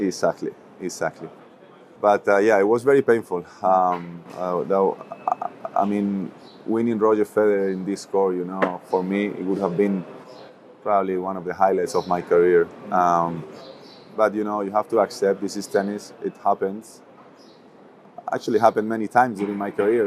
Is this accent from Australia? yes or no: no; Toledo, Castilla-La Mancha, Spain; also born or lived in Madrid; a lot of people consider myself born and raised here in Madrid, even though I was born in Toledo, which is another city, um, 45 minutes away only